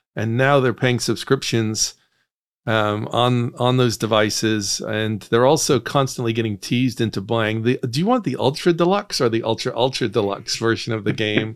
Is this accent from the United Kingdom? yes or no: yes; Northern Ireland, United Kingdom; moved away; I grew up in Northern Ireland